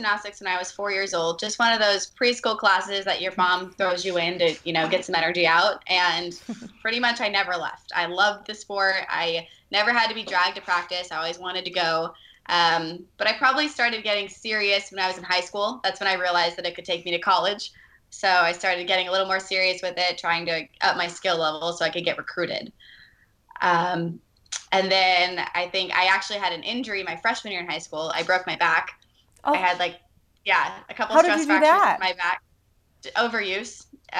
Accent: California, United States; also born or lived in Virginia / North Carolina / Illinois; now in Sacramento, United States; I grew up, I'm actually from Virginia, but I moved around. So I lived in North Carolina, Illinois, and then California. So I grew up in the Bay Area from 10 years old on.

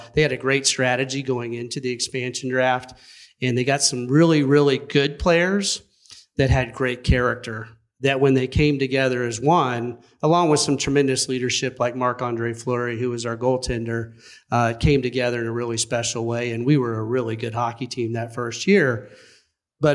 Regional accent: Cleveland, Ohio, United States; now in Las Vegas, United States; I'm from Cleveland, Ohio.

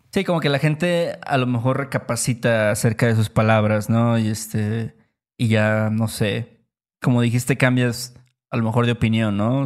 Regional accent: Mexico; somos de México

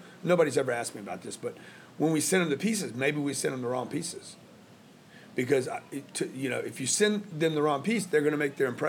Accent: Louisiana, United States; moved away as an adult; also born or lived in Lake Charles, Louisiana / Houston, Texas / La Jolla, California / Los Angeles, California; I'm from Louisiana.

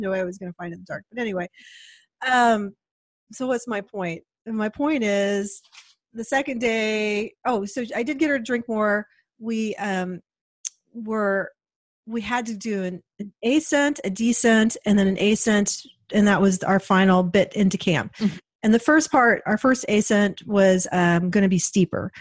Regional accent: Portland, Oregon, United States; We're from Portland.

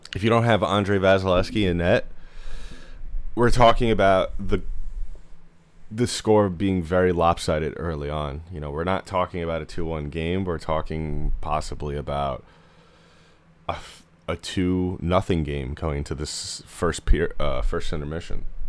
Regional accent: New York area, United States; I'm from the New York area

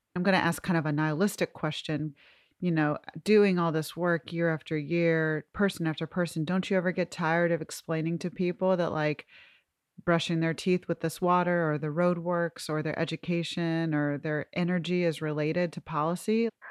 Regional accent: Georgia, United States; In our Blitz mini season focused on my home state

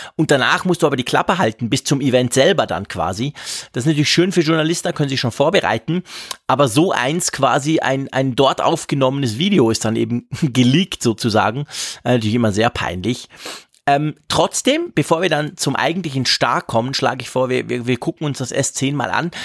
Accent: Switzerland; bei uns in der Schweiz

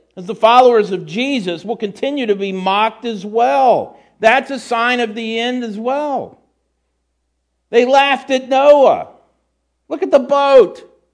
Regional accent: United States; as a Christian, despite being an American

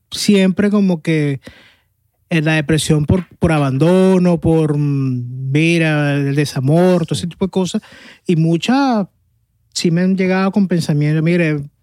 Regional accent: Caracas, Capital District, Venezuela

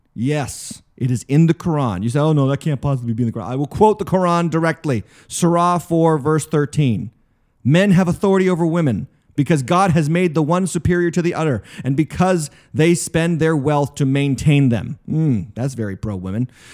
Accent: United States; an American Christian

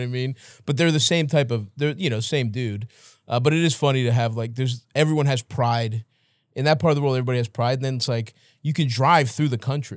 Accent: Baltimore, Maryland, United States; I'm coming from Baltimore

